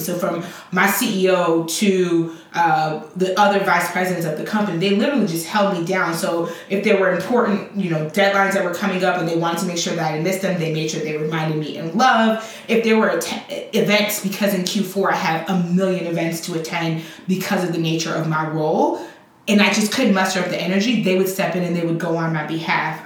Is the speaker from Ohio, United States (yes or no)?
no; Chicago, Illinois, United States; also born or lived in Liberia; I grew up in Liberia, uh, in um, Chicago. And although I was raised by Liberian parents, I was raised for the most part, you know, with American cultural norms.